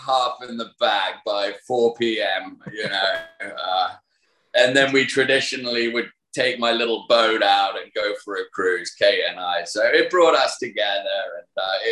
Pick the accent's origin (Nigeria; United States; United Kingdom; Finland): United Kingdom; moved away; Being a Brit